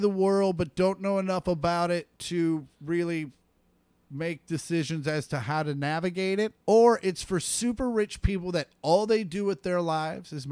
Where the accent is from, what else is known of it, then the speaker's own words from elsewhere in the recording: Kansas, United States; we grew up in Kansas